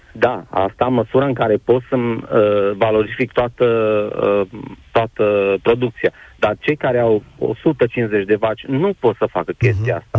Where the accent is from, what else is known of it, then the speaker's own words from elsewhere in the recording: Bocșa, Sălaj County, Romania; sunt din Sălaj, Comuna Bocșa, sunt mic fermier